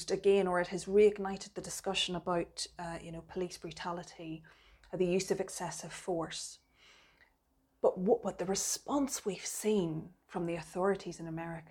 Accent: Belfast, Northern Ireland, United Kingdom; I grew up in Belfast

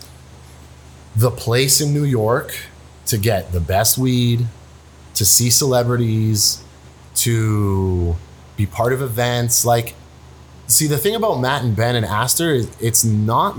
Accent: Canada; me as the Canadian guy

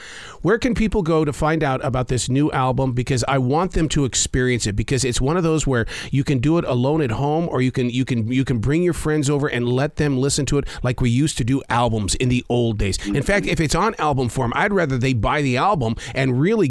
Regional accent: Sheridan, Wyoming, United States; I'm from Sheridan, Wyoming.

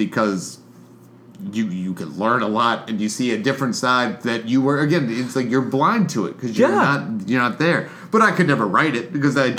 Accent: Damascus, Maryland, United States; I'm from Damascus, Maryland.

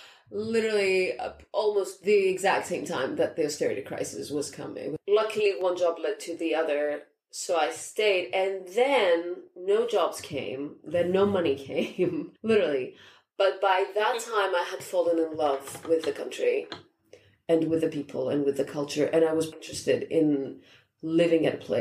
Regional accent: Athens, Attica, Greece; moved away as an adult; also born or lived in Thessaloniki, Greece / United States / Singapore; I was born in the second largest city of Greece in the north, in Thessaloniki. I lived in Athens most of my life.

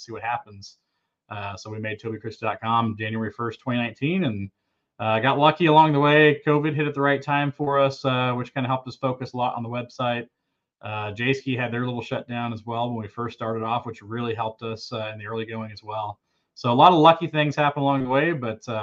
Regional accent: The Colony, Texas, United States; moved away as an adult; also born or lived in Carrollton, Texas / Fort Worth, Texas; I'm a native Texan. So I was born in Carrollton, Texas, was raised in the Colony, Texas, and lived in Fort Worth, Texas all the way up until 2021

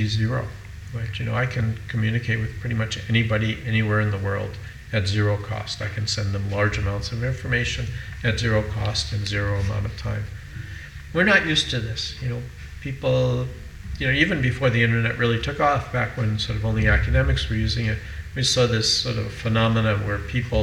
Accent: United States; I'm an American

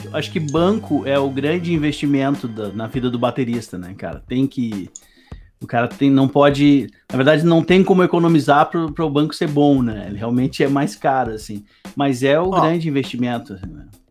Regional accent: Serra Gaúcha, Rio Grande do Sul, Brazil; also born or lived in Novo Hamburgo / Porto Alegre; now in Cachoeirinha, Brazil; Nasci em Novo Hamburgo, fui criado na Serra Gaúcha e depois vim para Porto Alegre em 2001

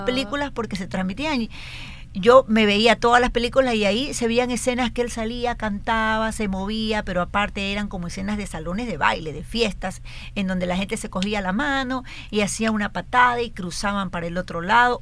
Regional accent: Guayaquil, Guayas, Ecuador; estaba en sexto grado, es decir, tenía 11 años, pero ya entraba a la adolescencia, o sea, en Guayaquil

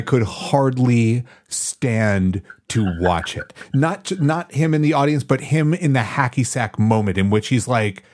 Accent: Madison, Wisconsin, United States; I grew up in Madison, Wisconsin

